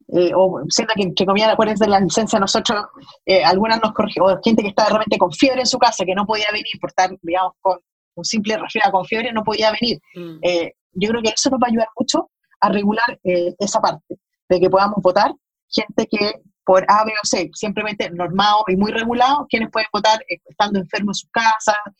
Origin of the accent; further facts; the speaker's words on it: Chile; como, chileno.